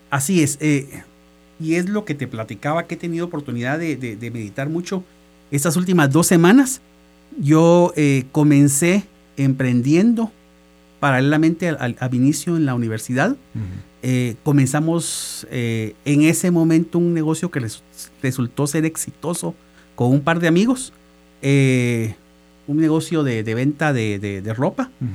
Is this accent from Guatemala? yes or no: yes; Guatemala; moved away as an adult; now in El Salvador; Yo soy guatemalteco